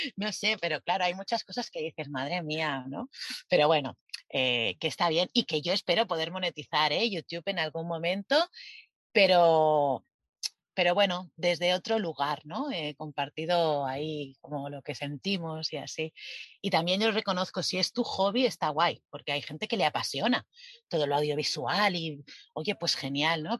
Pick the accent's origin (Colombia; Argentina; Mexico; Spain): Spain; moved away as an adult; somos españoles